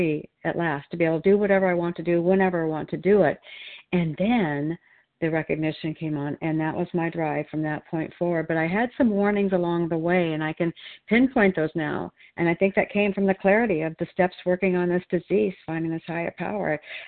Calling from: Oregon, United States

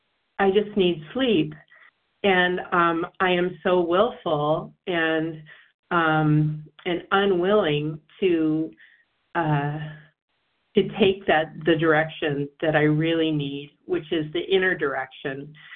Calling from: Washington, District of Columbia, United States; from D.C. and Washington, D.C.

